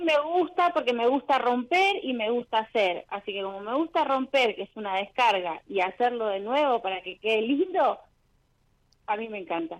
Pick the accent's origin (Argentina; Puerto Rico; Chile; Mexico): Argentina; Rosario, Santa Fe; De Rosario.